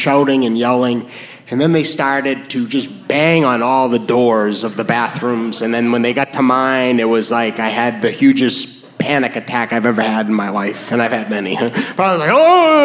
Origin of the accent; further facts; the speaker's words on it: New Hampshire, United States; moved away; also born or lived in New York; I am from New Hampshire